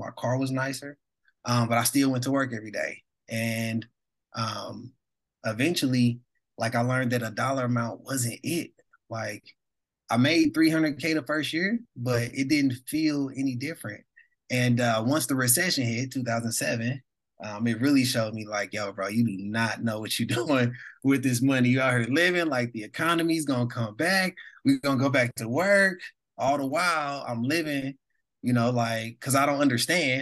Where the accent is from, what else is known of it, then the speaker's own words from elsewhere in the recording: St. Louis, Missouri, United States; I'm originally from St. Louis, born and raised.